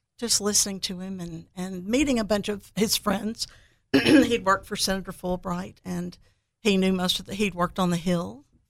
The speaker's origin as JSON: {"language": "English", "town": "Heidelberg", "region": "Baden-Württemberg", "country": "Germany", "tie": "born there", "said": "And I was born in Heidelberg, 7 brothers and sisters, and they were married all over Europe where my dad was stationed."}